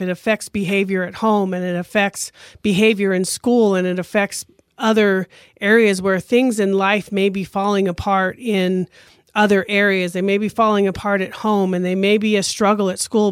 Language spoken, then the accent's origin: English; Grand Junction, Colorado, United States; I grew up here in Grand Junction